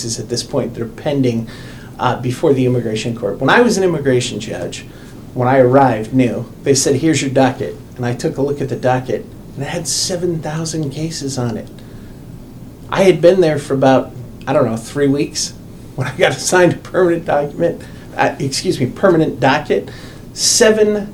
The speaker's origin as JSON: {"language": "English", "town": "Lynn", "region": "Massachusetts", "country": "United States", "tie": "born or raised there", "moved": "yes", "said": "I grew up in Lynn, Massachusetts"}